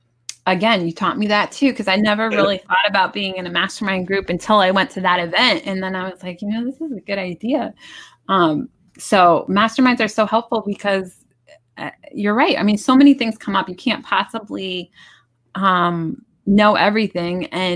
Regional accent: New Jersey, United States; I'm the oldest of eight kids, and the house that I grew up in New Jersey has seven bedrooms.

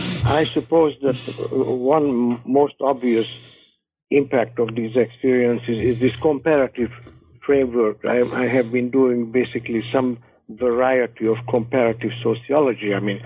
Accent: Budapest, Hungary; moved away as an adult; also born or lived in England / United States; now in Northampton, United States; I was born in Budapest, Hungary, a long time ago, and spent my first 24 years in Hungary.

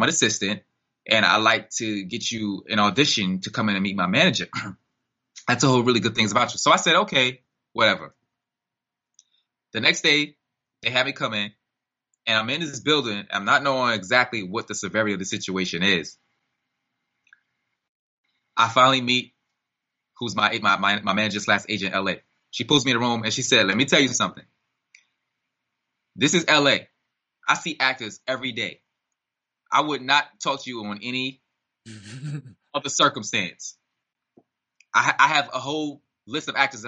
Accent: New York City, New York, United States; I'm from Harlem

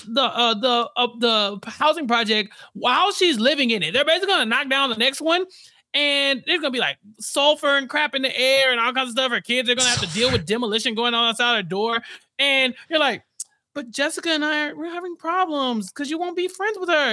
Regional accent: Texas, United States; As a Texan

